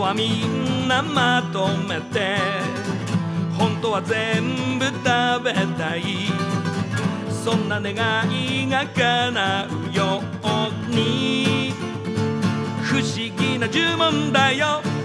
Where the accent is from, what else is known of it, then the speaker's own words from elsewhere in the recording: Shimizu, Shizuoka, Japan; moved away as an adult; now in Tokyo, Japan; 僕静岡の清水出身なんですけど